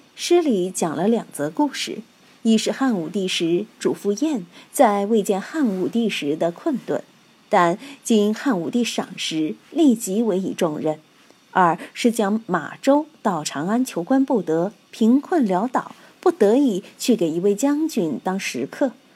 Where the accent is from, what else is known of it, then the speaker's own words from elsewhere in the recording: Sichuan, China; 我们四川人都是纵目之谜